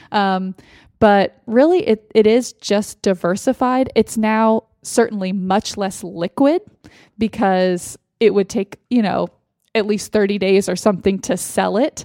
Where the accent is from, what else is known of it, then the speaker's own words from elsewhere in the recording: Austin, Texas, United States; moved away; in Austin, in my hometown.